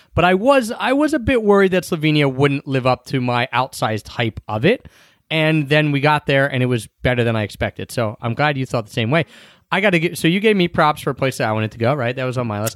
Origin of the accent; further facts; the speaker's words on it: Philadelphia, Pennsylvania, United States; moved away; we got back to Philly